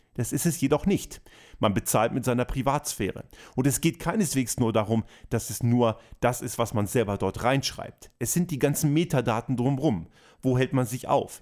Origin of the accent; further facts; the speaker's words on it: Austria; bei uns in Österreich